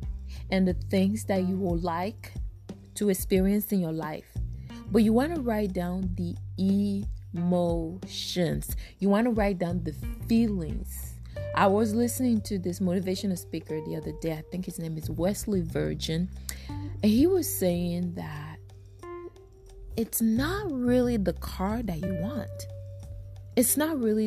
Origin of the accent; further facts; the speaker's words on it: Togo; now in United States; I'm from Africa, right? I'm from Togo, Africa.